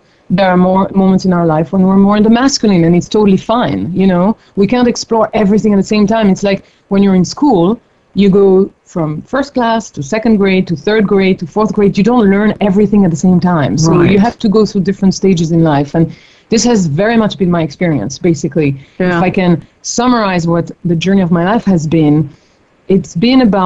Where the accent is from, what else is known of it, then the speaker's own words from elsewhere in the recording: Paris, Île-de-France, France; moved away as an adult; also born or lived in New York / Mongolia / India; now in Bay Area, United States; I grew up in Paris